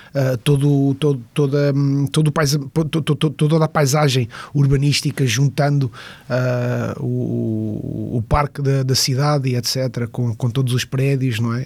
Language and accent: Portuguese; Pontinha, Lisbon, Portugal; moved away as an adult; also born or lived in Fafe / Rio de Janeiro / Matosinhos; now in Costa da Caparica, Portugal; na Pontinha vivi e na Pontinha me formei como, como homem, como pessoa, como ser humano